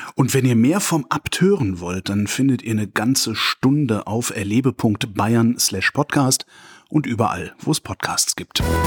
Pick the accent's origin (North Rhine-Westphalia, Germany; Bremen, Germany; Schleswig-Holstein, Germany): North Rhine-Westphalia, Germany; Cologne; Wir Kölner